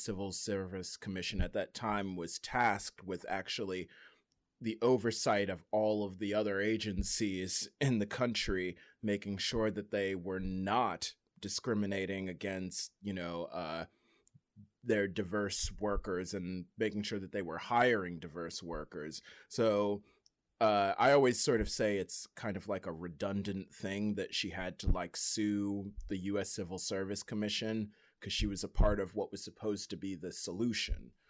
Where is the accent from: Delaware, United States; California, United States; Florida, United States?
Delaware, United States; once I said Delaware